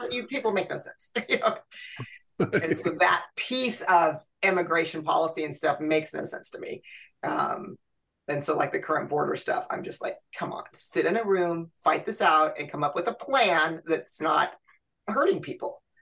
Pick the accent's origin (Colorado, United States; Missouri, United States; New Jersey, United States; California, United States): California, United States; Santa Cruz; moved away as an adult; also born or lived in Fairfield, California; now in Rocklin, United States; I grew up in Santa Cruz